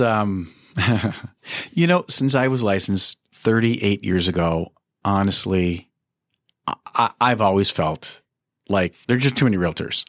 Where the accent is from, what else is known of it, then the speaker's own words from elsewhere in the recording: Minneapolis, Minnesota, United States; I was born and raised in Minneapolis. I've been here 60 years